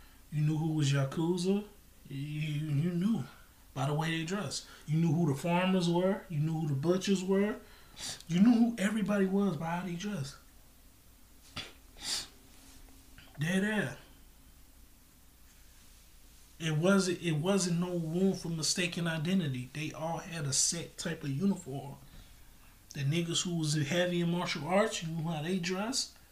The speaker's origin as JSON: {"language": "English", "country": "United States", "also_born_or_lived": "Chicago", "said": "I'm from America"}